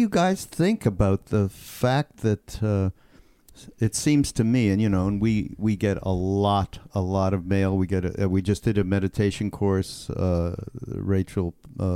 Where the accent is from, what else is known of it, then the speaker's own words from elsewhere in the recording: Canada; I'm from Canada. I'm Canadian